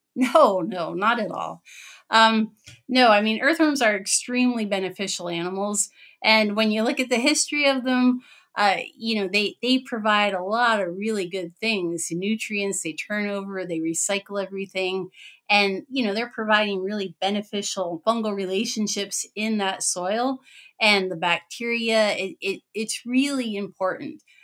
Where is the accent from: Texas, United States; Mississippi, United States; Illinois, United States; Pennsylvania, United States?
Pennsylvania, United States; now in Wisconsin, United States; I'm in Wisconsin. I'm originally from Pennsylvania.